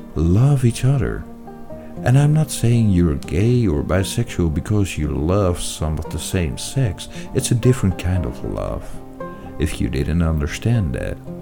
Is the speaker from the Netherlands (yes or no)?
yes; Netherlands; And now I'm from the Netherlands